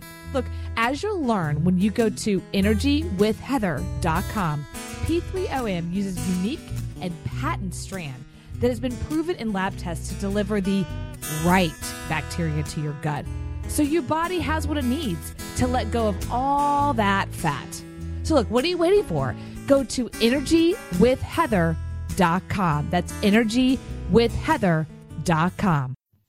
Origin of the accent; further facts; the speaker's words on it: Texas, United States; And I'm from Texas, so I say it like with a Spanish accent.